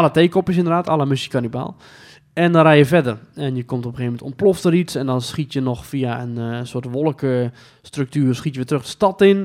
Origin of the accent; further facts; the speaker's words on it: Netherlands; wij als Nederlander